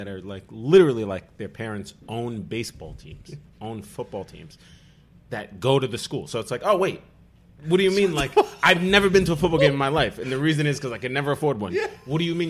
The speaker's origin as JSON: {"language": "English", "town": "Staten Island", "region": "New York", "country": "United States", "tie": "born or raised there", "said": "I had taken Italian in school, growing up in Staten Island."}